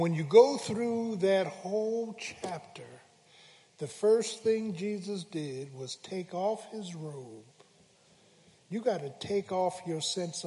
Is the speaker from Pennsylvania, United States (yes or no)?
yes; Philadelphia, Pennsylvania, United States; I'm from Philly